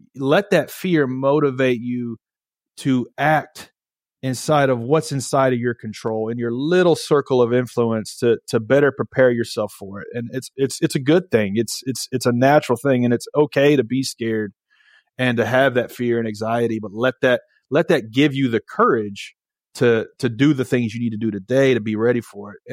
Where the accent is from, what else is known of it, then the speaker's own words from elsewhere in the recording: Nashville, Tennessee, United States; I'm from Nashville, Tennessee